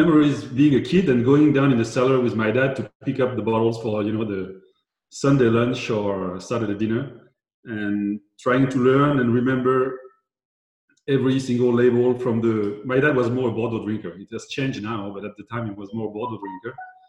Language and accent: English; Montlouis-sur-Loire, Centre-Val de Loire, France; I grew up in the Loire Valley, in Montlouis-sur-Loire, to be precise.